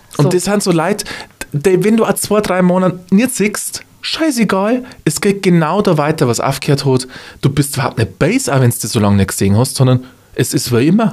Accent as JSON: {"language": "German", "area": "Upper Palatinate", "region": "Bavaria", "country": "Germany", "said": "bei uns in der Oberpfalz"}